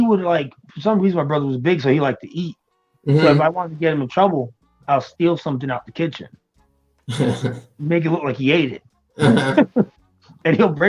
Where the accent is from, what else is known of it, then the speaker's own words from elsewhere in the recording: Florida, United States; also born or lived in Brooklyn, New York / Long Island, New York; So, I'm originally from Brooklyn, and then when I got adopted, I moved over to Long Island, and then my mom, she was an older woman, so when she went for retirement, she wanted to come to Florida. So I basically grew up in Florida.